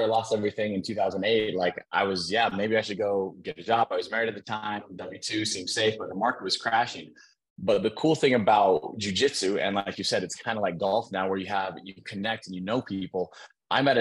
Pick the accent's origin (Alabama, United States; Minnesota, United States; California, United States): Minnesota, United States; also born or lived in San Diego; now in Utah, United States; I'm originally from Minnesota. I've been out here in Utah with my kids for the last few years.